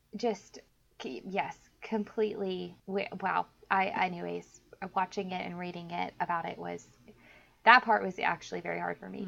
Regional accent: Texas, United States; moved away; I actually love my home state a lot

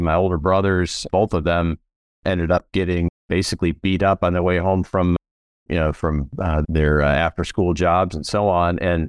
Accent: Chicago, Illinois, United States; now in Charlotte, United States; I grew up in South Chicago. I was the youngest son of Christian parents.

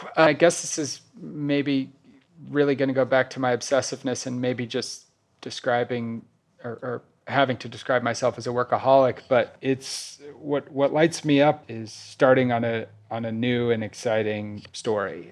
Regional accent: Kansas City, Missouri, United States; moved away as an adult; also born or lived in New York; I recently moved to Kansas City, Missouri, which is my hometown

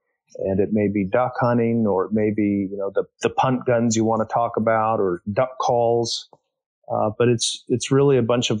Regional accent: Topeka, Kansas, United States; moved away as an adult; also born or lived in Ohio / Michigan; I grew up in Topeka, Kansas

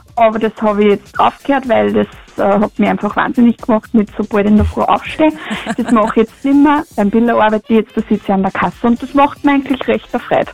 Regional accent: Linz, Upper Austria, Austria; moved away as an adult; now in Ried im Innkreis, Austria; Also eigentlich komme ich aus Linz, aber ich bin jetzt nach Riert im Innkreis gezogen.

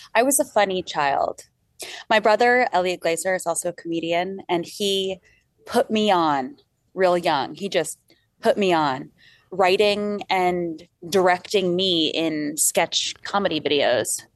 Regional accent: Long Island, New York, United States; we grew up on Long Island

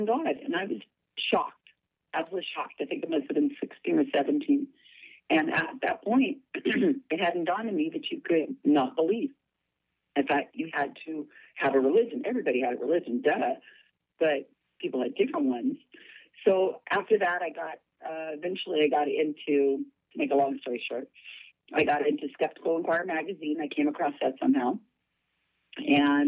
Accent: Salinas, California, United States; I'm born and raised in Salinas, California.

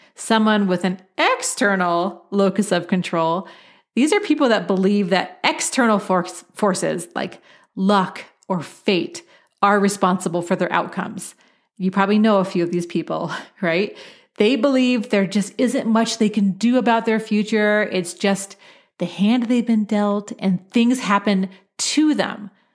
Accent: Portland, Oregon, United States; I grew up in Portland, Oregon, where it, it rains a lot

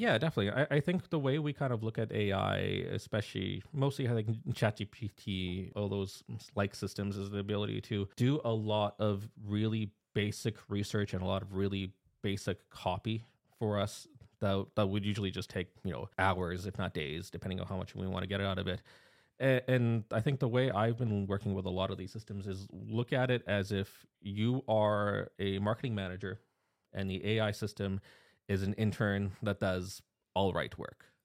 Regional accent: Canada; accent: Canadian; I'm a Canadian national. Uh, so that's why th-, this is what a Canadian accent actually sounds like

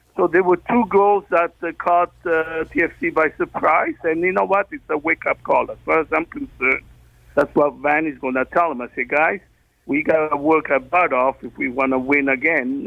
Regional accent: Italy; now in Canada; growing up in Italy

